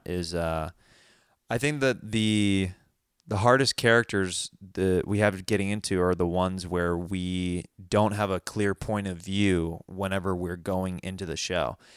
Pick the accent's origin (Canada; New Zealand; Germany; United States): United States; Kansas City; I'm from Kansas City